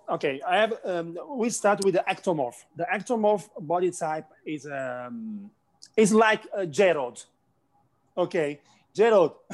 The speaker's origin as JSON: {"language": "English", "country": "Italy", "second_language": "English", "said": "I'm from Italy"}